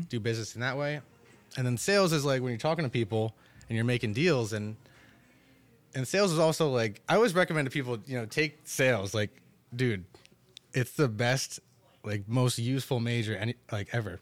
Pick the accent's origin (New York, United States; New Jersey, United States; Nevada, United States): New Jersey, United States; Totowa; also born or lived in Paterson, New Jersey; grew up in Totowa my entire life